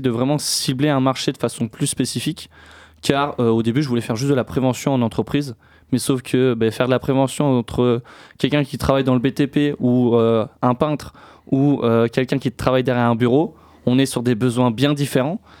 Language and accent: French; Niort, Nouvelle-Aquitaine, France; je suis originaire de Niort